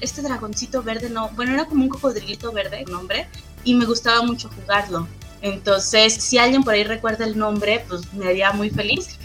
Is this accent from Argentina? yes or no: no; Michoacán, Mexico; also born or lived in Iztapalapa; now in Torreón, Mexico; yo soy originaria de Michoacán, toda esa historia que te estoy contando es cuando yo estaba en Michoacán